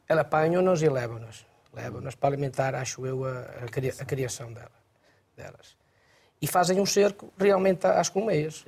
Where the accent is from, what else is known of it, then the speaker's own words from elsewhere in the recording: Arouca, Aveiro District, Portugal; eu sou da região da Arouca